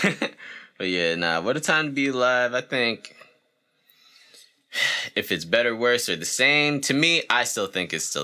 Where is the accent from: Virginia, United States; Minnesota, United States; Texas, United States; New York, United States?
New York, United States; New York City; I was born out in Queens